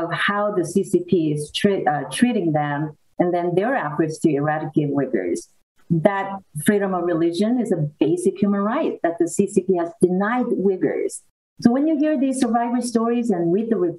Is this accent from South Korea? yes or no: yes; South Korea; now in United States; I am an immigrant from South Korea